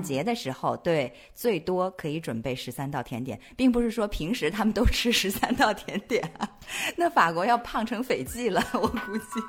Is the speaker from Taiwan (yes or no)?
no; Nanchang, Jiangxi, China; moved away; 我的家嗯乡这个美食也不错，就是江西南昌